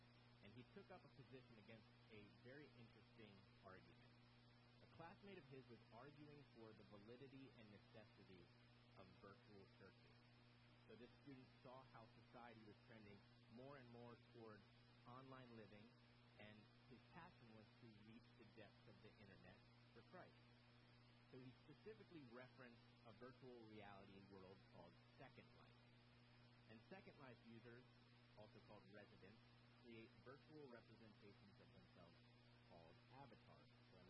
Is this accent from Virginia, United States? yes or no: yes; Virginia Beach, Virginia, United States; And we grew up together in Virginia Beach, so I had the privilege of going to middle school, high school, and college with my friend Travis.